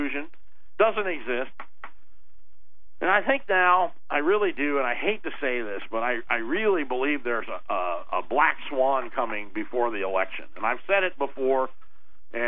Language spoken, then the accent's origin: English; Arizona, United States; I grew up in Arizona